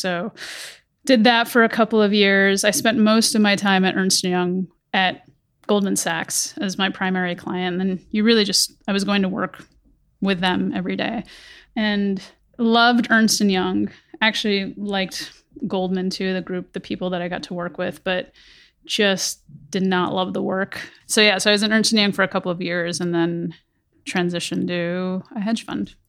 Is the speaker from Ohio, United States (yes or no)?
yes; Conneaut, Ohio, United States; also born or lived in Karachi, Pakistan; grew up in small town Ohio, very small town in Northeast Ohio called Kaniet